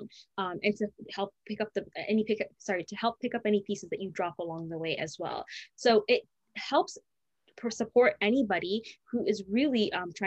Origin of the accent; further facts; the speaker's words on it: Canada; growing up in Canada, being born and raised in Canada